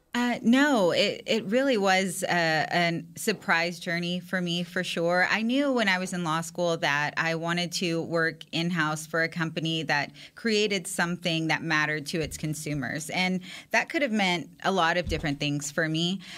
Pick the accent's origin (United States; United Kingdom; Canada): United States; San Antonio, Texas; I'm from San Antonio, Texas, which is huge Cowboys country